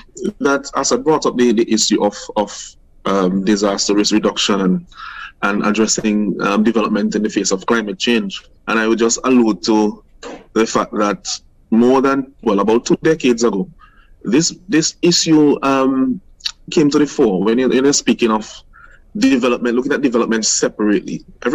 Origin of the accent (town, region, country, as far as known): St. Vincent & Grenadines